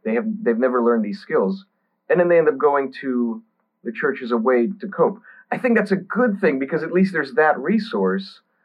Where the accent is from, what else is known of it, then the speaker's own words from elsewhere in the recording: Texas, United States; I grew up in Texas, so I grew up around the virtually everyone was Southern Baptist